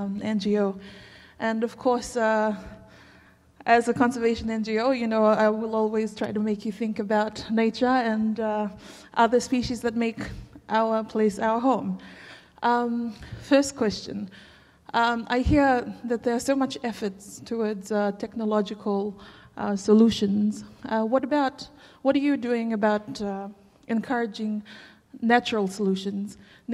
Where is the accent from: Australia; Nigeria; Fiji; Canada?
Fiji; I'm from Fiji.